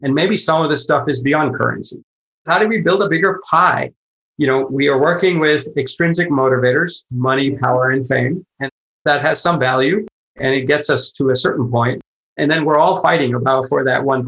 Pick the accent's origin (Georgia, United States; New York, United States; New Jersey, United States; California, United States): California, United States; Silicon Valley; I live in the Silicon Valley, you know, I grew up in the Silicon Valley